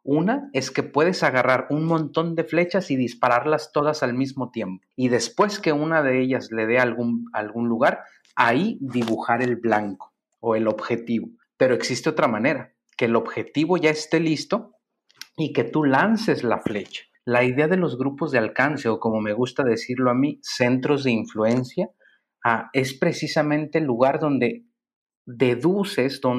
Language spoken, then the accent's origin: Spanish; San Luis Potosí, Mexico; Ah, yo soy de San Luis Potosí, eh, dice la canción, tal vez muchas generaciones no la van a conocer, pero hay una canción que habla muy bonito de San Luis Potosí.